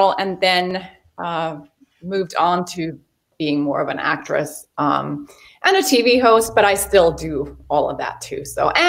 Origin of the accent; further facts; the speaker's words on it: Finland; moved away as an adult; also born or lived in Chicago, United States / Miami, United States / Hawaii, United States; now in Los Angeles, United States; I was born in Finland